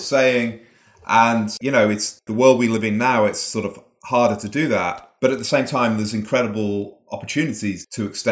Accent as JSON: {"language": "English", "town": "Manchester", "region": "North West England", "country": "United Kingdom", "tie": "born or raised there", "moved": "yes", "said": "I grew up in Manchester in the northwest of England, sort of grim industrial city, sort of like the Detroit of England or something."}